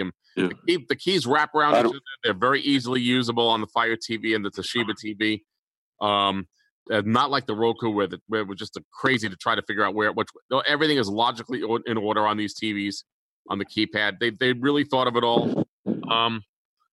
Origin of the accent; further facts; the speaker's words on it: New York City, New York, United States; moved away; I'm from New York City originally